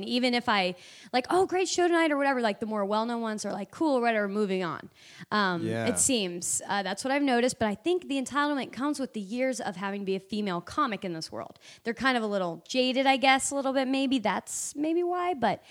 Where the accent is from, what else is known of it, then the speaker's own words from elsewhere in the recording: Indiana, United States; I hesitate to even go back home to do comedy. I've been asked by clubs there, and my hometown even has a comedy club. But I haven't gone back because my whole entire set is about Indiana.